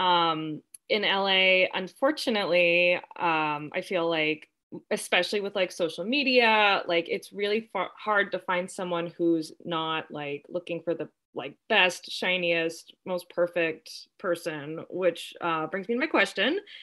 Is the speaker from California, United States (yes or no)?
yes; Southern California, United States; I am born and raised in Southern California, and I have loved growing up here.